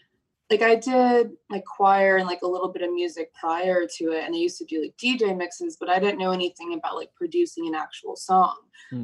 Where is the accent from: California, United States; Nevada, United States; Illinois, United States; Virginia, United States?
Virginia, United States; So I'm from Virginia. I don't know a whole lot about Australia, so I don't know how much people know about like Virginia's like the American South, and like my family immigrated and we moved there.